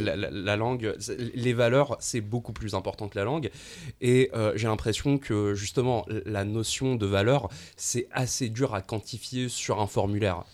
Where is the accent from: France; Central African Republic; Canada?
Canada; Montreal, Quebec; notre identité en tant que Montréalais